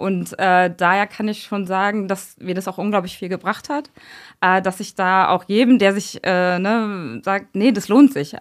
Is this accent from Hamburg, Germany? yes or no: no; a small village in Brandenburg, Germany; moved away as an adult; now in Mainz, Germany; ich komme bin auf einem kleinen Dorf in Brandenburg groß geworden